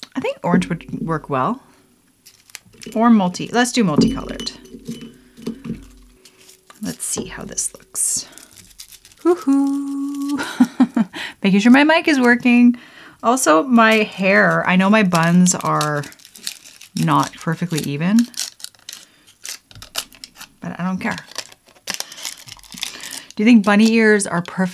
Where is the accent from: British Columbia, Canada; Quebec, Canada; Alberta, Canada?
Alberta, Canada; Lethbridge; also born or lived in Rocky Mountains; I grew up in Lethbridge, Alberta, Canada.